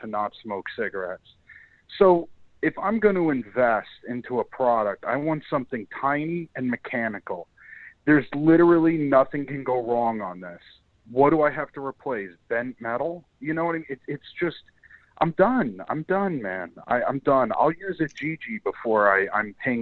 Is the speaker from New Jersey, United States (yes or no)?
yes; New Jersey, United States; the crown jewel of where I hail from